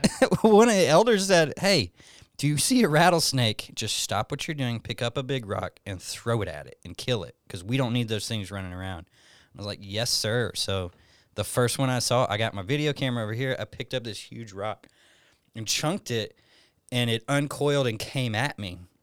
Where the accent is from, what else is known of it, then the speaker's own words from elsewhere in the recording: Alabama, United States; moved away as an adult; now in Tucson, United States; born and raised in Alabama.